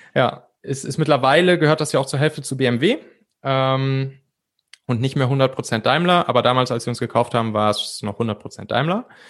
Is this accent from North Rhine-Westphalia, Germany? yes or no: yes; Cologne area, North Rhine-Westphalia, Germany; ich bin im Prinzip im, im Rheinland, so in der Kölner Gegend, auch auf so einem kleinen Dorf aufgewachsen